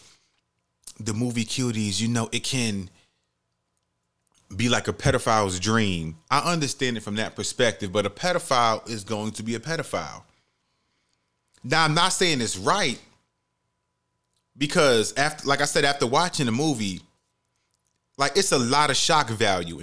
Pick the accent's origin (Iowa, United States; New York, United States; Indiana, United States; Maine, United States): New York, United States; New York City; I grew up in the Bronx. You know, I'm in the Bronx